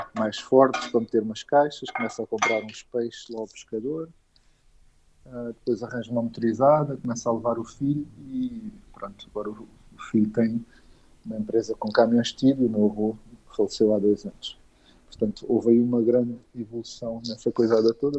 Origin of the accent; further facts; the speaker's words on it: Olhão, Algarve, Portugal; now in Lisbon, Portugal; eu vim para Lisboa, sou de Olhão